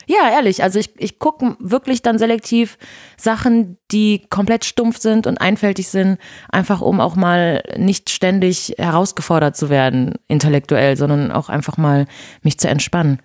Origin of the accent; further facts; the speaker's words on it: Brazil; first language Portuguese; German is a second language; now in Germany; Portugiesisch ist meine Muttersprache